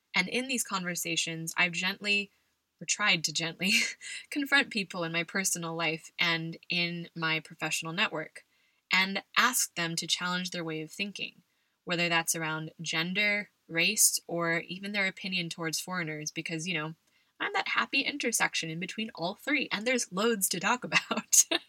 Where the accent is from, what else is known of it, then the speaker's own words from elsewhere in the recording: California, United States; moved away as an adult; also born or lived in Buffalo, New York / West Virginia; now in Madrid, Spain; I grew up in California